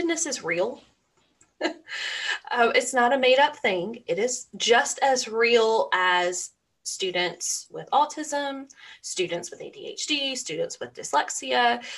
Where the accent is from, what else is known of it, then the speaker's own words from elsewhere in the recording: Georgia, United States; I'm from Georgia and we're the peach state